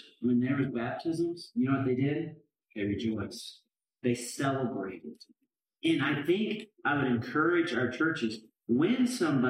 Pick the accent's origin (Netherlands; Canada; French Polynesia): Canada; moved away; I grew up in Canada